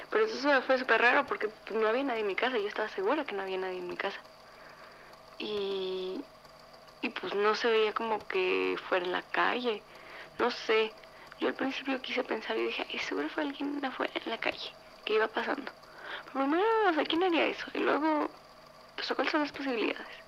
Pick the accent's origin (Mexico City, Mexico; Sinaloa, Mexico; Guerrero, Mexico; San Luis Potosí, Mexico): San Luis Potosí, Mexico; tengo 21 años y soy de San Luis Potosí, México.